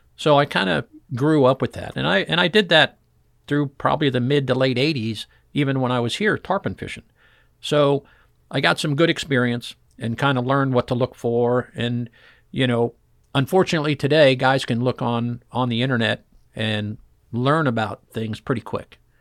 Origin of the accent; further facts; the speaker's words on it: Fort Lauderdale, Florida, United States; I grew up in Fort Lauderdale going offshore fishing